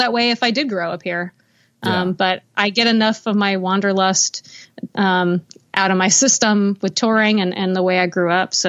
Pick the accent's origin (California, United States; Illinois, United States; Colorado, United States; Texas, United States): Texas, United States; Houston; also born or lived in Los Angeles / Nashville; I was born in Houston and, I grew up there. But I actually moved around a lot. My mom moved us around a lot. So I feel like I'm from Texas, but I also feel like I'm from LA.